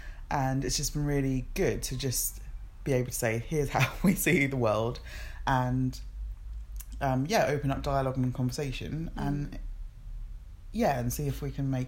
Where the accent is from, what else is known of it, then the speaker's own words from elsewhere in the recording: Nigeria; moved away; And it's really interesting for me as an immigrant as well, and as a Nigerian.